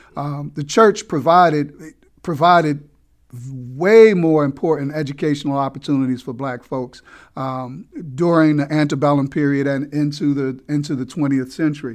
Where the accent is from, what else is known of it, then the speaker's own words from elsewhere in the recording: Newark, New Jersey, United States; also born or lived in New York City; now in Baltimore, United States; I was born and raised in Newark, New Jersey